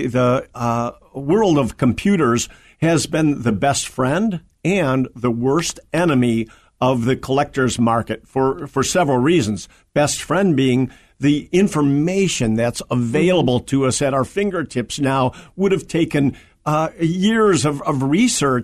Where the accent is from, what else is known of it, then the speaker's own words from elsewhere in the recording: Berwyn, Illinois, United States; also born or lived in Union, Illinois; I lived in Berwyn, Illinois